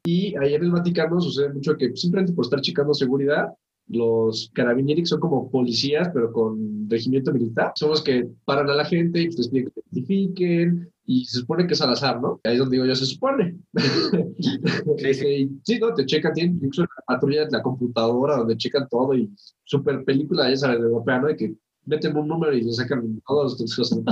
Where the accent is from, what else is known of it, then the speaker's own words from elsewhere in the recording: Toluca, State of Mexico, Mexico; Nosotros que somos de Toluca, que aquí no hay vida nocturna